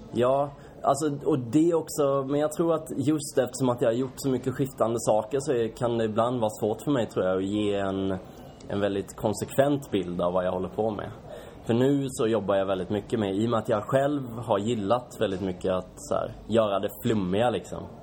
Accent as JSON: {"language": "Swedish", "town": "Kalmar", "region": "Kalmar County", "country": "Sweden", "moved": "yes", "lives_now": "Stockholm, Sweden", "said": "Kalmar kommer jag ifrån"}